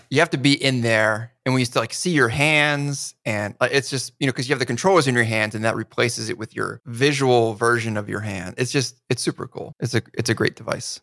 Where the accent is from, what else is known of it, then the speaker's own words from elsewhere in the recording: New Jersey, United States; I grew up in New Jersey